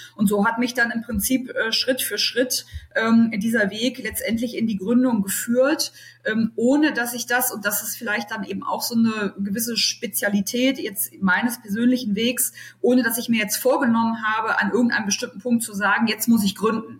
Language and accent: German; Berlin, Germany; now in Düsseldorf, Germany; ich gebürtige Berlinerin bin, jetzt in Düsseldorf wohne